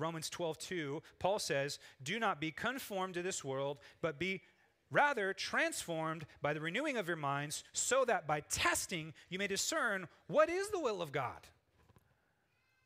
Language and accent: English; United States; as Americans